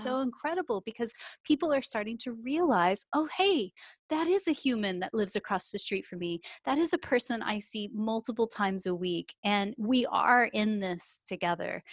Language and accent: English; Texas, United States; moved away as an adult; now in United Kingdom; as you can tell from my accent, I'm from Texas originally, but I moved over to the U K in twenty fourteen